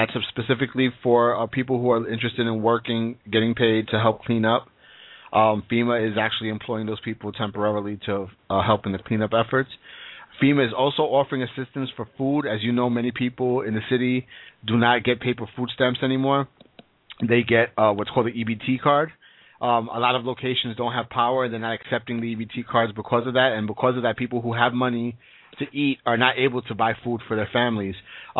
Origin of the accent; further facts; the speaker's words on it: Brooklyn, New York, United States; from Brooklyn.